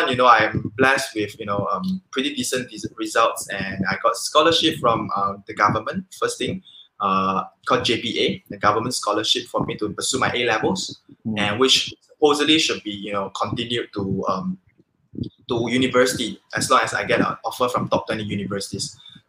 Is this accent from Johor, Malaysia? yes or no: yes; Pontian, Johor, Malaysia; So I grew up in Pontian. Well, I believe some of you might have heard this place called Pontian. So it's a very nice fishing village where we are famous for seafood.